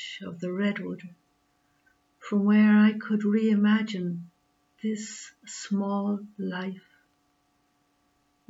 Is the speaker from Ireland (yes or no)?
yes; Carlow, Leinster, Ireland; I'm from Carlow in Ireland